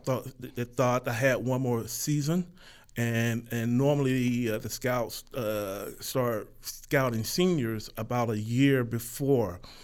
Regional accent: DeLand, Florida, United States; moved away as an adult; also born or lived in Utah; now in Winnipeg, Canada; as a young red-blooded American boy growing up in Florida

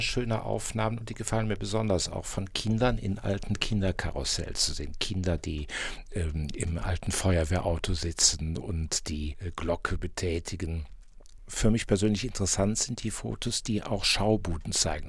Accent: Bonn, North Rhine-Westphalia, Germany; Ich bin Bonner und als Bonner fühlt man sich natürlich dem Pützensmarkt verbunden.

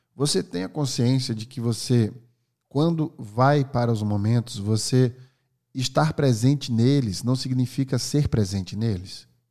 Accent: Northeast Region, Brazil; Eu sou nordestino

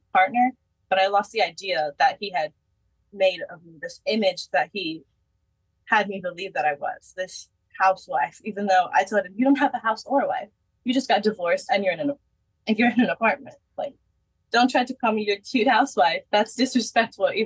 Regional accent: Fulton, Texas, United States; also born or lived in San Antonio, Texas; I grew up in Fulton, like back and forth San Antonio, just going to my family's beach house, my grandparents' beach house.

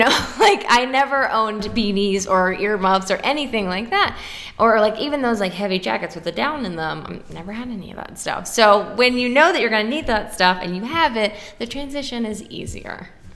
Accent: Dallas, Texas, United States; moved away as an adult; also born or lived in Austin, Texas / San Antonio, Texas; now in Pittsburgh, United States; I grew up outside of Dallas uh, in the suburbs, and then went to Austin for a few years where I met my husband

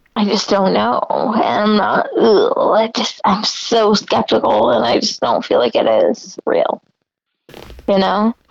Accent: Warsaw, Indiana, United States; moved away; we grew up in Warsaw, Indiana, and everyone is Christian

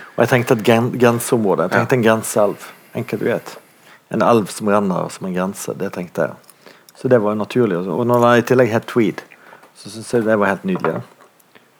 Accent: Bergen, Vestland, Norway; i Bondtveitsdalen, der jeg vokste opp

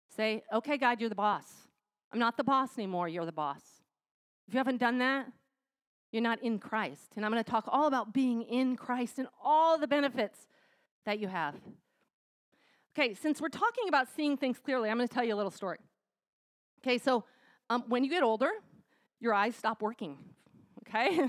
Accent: United States; we as American women

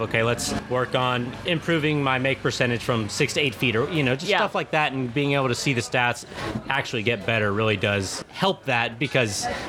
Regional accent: Charleston, South Carolina, United States; born there; I was born in Charleston, South Carolina

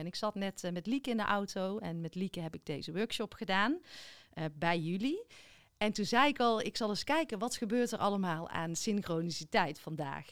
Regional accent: Biezenmortel, North Brabant, Netherlands; ik kom uit Biezenmortel, tenminste daar liggen mijn roots, mijn lage schoolperiode

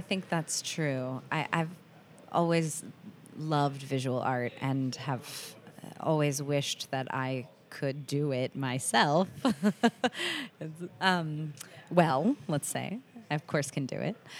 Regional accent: United States; I'm the only one who grew up here

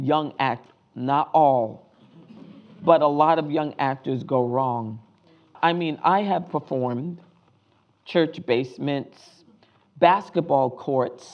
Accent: Rhode Island, United States; came out of Rhode Island, my hometown

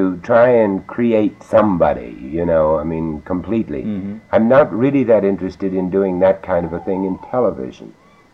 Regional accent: United States; also born or lived in London; I'm an American

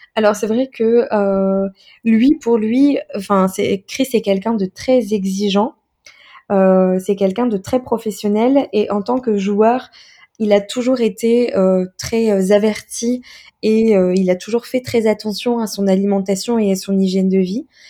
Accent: Metz, Grand Est, France; moved away as an adult; also born or lived in Montpellier / Montreal; je viens de Metz, de Lorraine

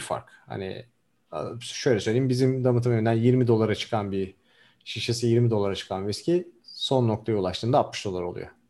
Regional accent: Diyarbakır, Diyarbakır Province, Turkey; also born or lived in Ankara, Turkey / Denmark; now in San Francisco, United States; ben biraz da Güney Diyarbakır doğumluyum. Orada büyüdüm.

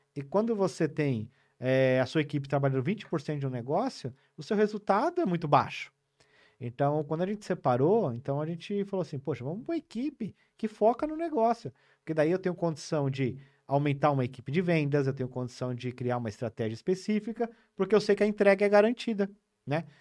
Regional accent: Cordeirópolis, São Paulo, Brazil; now in São Paulo, Brazil; eu nasci em São Paulo, com nove anos eu fui pro interior de São Paulo. Eu morei numa cidade chamada Cordeirópolis, ali na região de Araras, Limeira.

